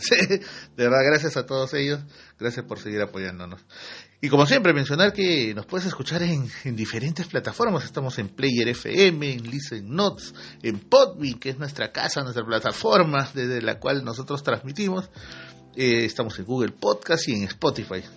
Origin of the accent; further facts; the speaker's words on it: Peru; así somos en el Perú